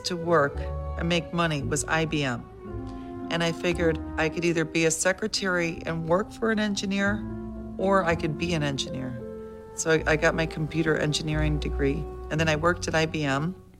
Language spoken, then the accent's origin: English; Binghamton, New York, United States; now in Orlando, United States; I grew up in Binghamton, New York